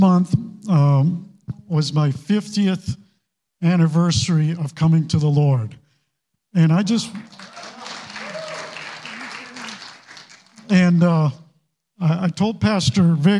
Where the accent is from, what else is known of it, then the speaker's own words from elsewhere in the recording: Maine, United States; moved away as an adult; also born or lived in California; I grew up in Maine